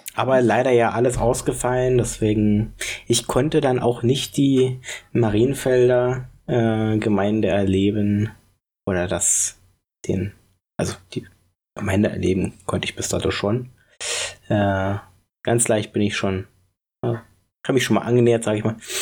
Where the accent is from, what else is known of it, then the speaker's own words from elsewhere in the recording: Berlin, Germany; Ich komme ja aus der Ecke, deswegen vielleicht finde, verbinde ich da auch was Persönliches mit. Spandau